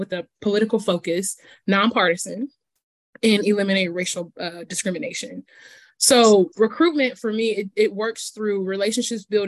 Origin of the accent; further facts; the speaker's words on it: Fort Wayne, Indiana, United States; moved away as an adult; now in Bloomington, United States; I'm from Fort Wayne and I know the local history here because this is where I was born and raised.